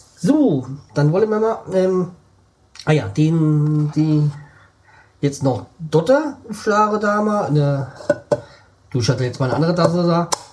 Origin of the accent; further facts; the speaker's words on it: Hesse, Germany; für mich, so als Hesse